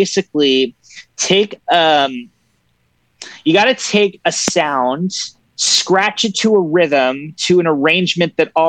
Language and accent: English; Toronto, Ontario, Canada; Born and raised in Toronto.